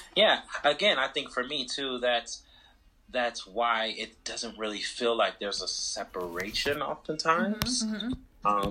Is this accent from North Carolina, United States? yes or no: yes; Charlotte, North Carolina, United States; moved away as an adult; also born or lived in Atlanta; my hometown, Charlotte, to undergrad in Atlanta.